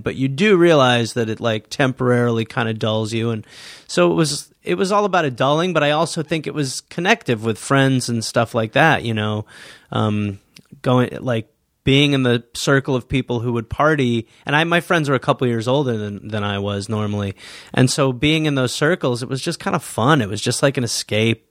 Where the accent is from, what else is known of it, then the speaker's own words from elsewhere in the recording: Milwaukee, Wisconsin, United States; moved away; I was born in Milwaukee, Wisconsin, raised by the English people